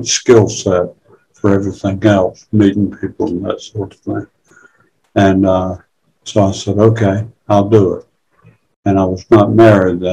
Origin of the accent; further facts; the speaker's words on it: near Fayetteville, Eastern North Carolina, United States; I grew up in Eastern North Carolina, close to Fayetteville, and part of my life in Fayetteville. And I came from a small town just south of there